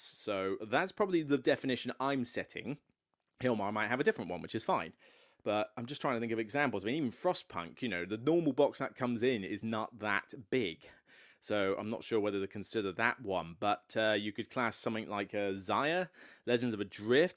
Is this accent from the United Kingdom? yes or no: yes; Taunton, South West England, United Kingdom; moved away; my hometown of Taunton, which, um, as much as I came from Taunton